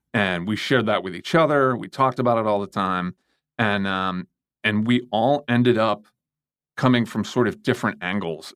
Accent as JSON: {"language": "English", "town": "St. Louis", "region": "Missouri", "country": "United States", "tie": "born or raised there", "said": "I was born and raised in Saint Louis, Missouri"}